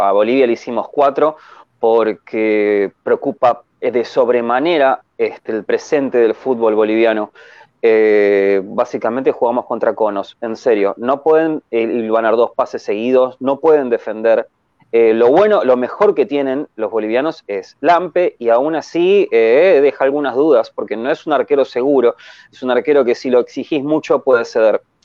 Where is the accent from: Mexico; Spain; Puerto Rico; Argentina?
Argentina; soy argentino